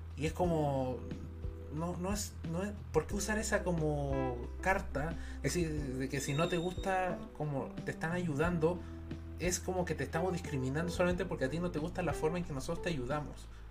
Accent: Chile; como pueblo chileno

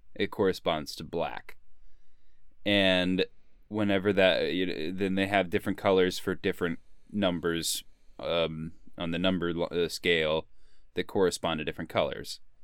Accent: Sedona, Arizona, United States; growing up in Sonoma, Arizona

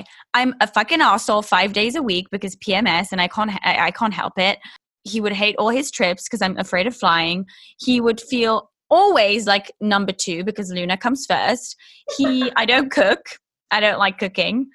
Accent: England, United Kingdom; I'm English

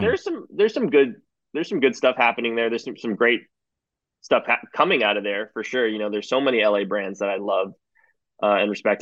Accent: Toronto, Ontario, Canada; moved away as an adult; also born or lived in Singapore; now in New York, United States; I was born born just outside Toronto, um, in the suburbs, and uh, I grew up mostly there

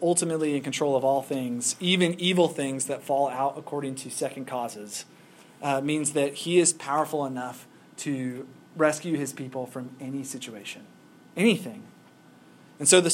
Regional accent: Kentucky, United States; I'm from Kentucky

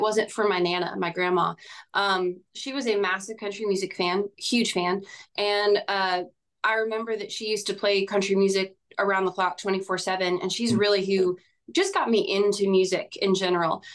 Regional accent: Bakersfield, California, United States; moved away as an adult; now in Nashville, United States; I'm from a farm town out in Central California called Bakersfield.

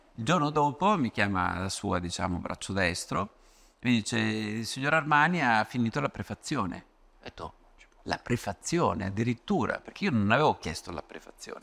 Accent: Ravenna, Emilia-Romagna, Italy; da buon romagnolo, vengo da Ravenna

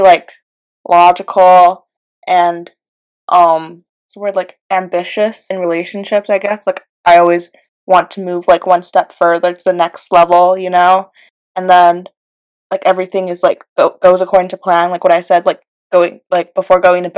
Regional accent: China; moved away; I was born in China. No, I was born in China

